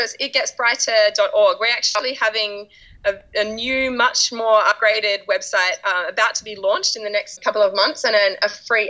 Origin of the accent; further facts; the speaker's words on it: Australia; now in United Kingdom; people here mostly still think that I'm Australian until I talk to Australians who are living in Australia and then they're like, oh, yeah, I can definitely hear you've been spending time in England.